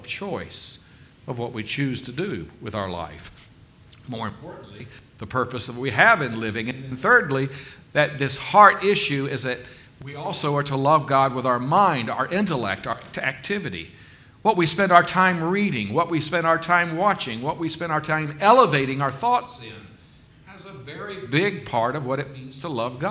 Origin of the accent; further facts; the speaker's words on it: South Carolina, United States; growing up in South Carolina